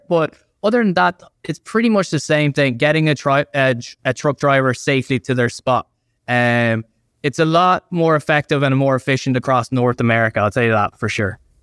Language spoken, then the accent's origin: English; Ireland; I'm from Ireland